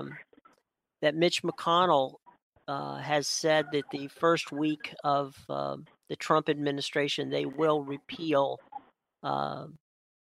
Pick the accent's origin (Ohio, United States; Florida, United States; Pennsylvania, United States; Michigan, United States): Pennsylvania, United States; Western; moved away; where we grew up in Western Pennsylvania